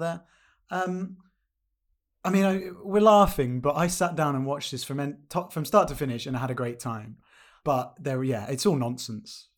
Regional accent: United Kingdom; as a Brit

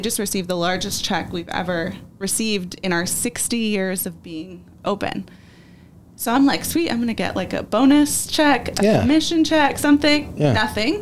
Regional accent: California, United States; moved away as an adult; also born or lived in North Carolina / Arizona; I'm from California. That's my home. That's my family

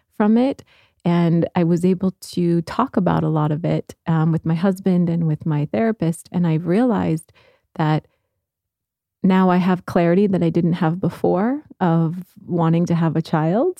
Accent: Midwest, United States; growing up in the Midwest

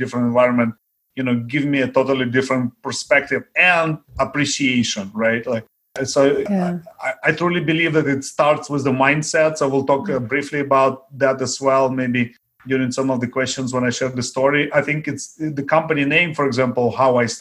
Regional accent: Ukraine; first language Russian; English is a second language; also born or lived in Daly City, California; now in Belmont, United States; Growing up in Ukraine, I was very poor

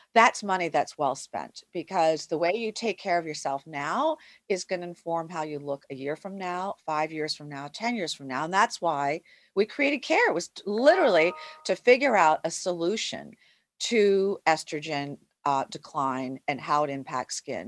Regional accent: United States; I'm Asian American

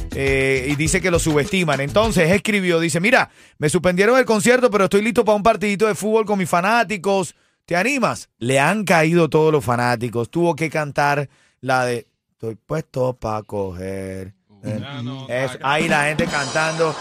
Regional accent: Venezuela; yo soy venezolano

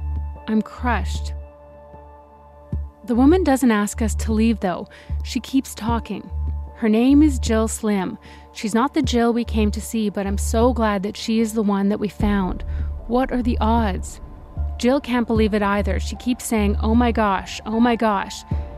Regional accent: Canada; But the reason we're journalists from Canada

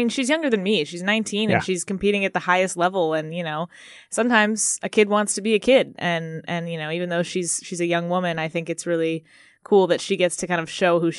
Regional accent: Arkansas, United States; Yeah, so I'm kind of from all over. We moved around a lot as a kid, but I'm mostly from Arkansas. So grew up there.

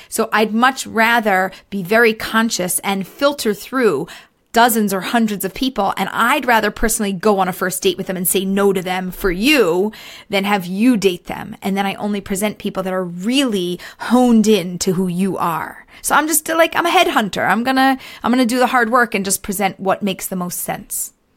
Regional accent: Philadelphia, Pennsylvania, United States; moved away as an adult; now in Israel; I grew up in America, in Philadelphia. We moved to Israel just over two years ago

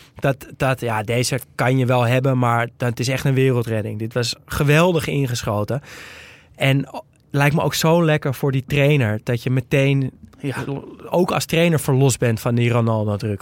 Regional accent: Netherlands; als Nederlander

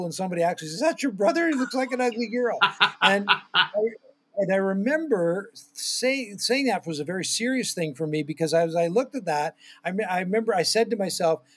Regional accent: near Toronto, southern Ontario, Canada; I grew up in southern Ontario, Canada, near Toronto

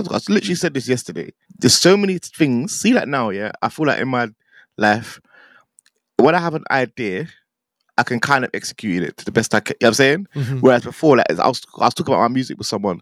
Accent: London, United Kingdom; also born or lived in Watford; I'm from Northwest London, that's where I grew up

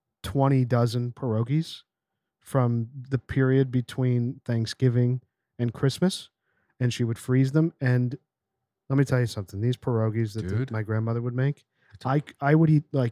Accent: Pennsylvania, United States; growing up in Pennsylvania.

